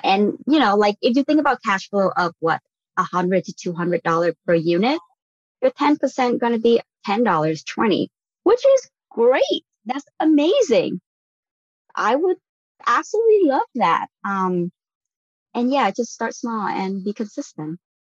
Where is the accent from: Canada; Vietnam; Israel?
Vietnam; moved away as an adult; now in United States; I was born and raised in Vietnam. I came over for college